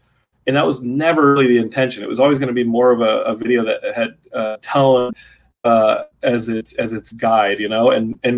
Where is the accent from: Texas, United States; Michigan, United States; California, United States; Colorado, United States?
Texas, United States; Austin; And of course I'm shooting my hometown, so I wanted to shoot something that was kind of nostalgic and of growing up in a town that where everything's familiar and kind of small town America. Not that Austin hasn't exploded since